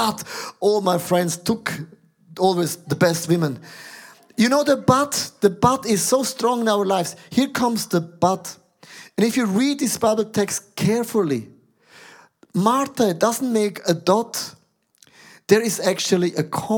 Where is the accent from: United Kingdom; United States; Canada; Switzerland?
Switzerland; I'm a Swiss guy